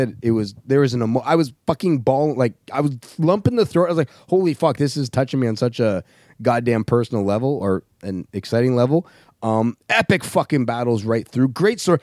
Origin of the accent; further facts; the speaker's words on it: Canada; We are Canadian.